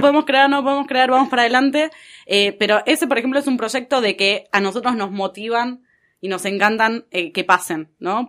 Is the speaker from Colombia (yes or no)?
no; Argentina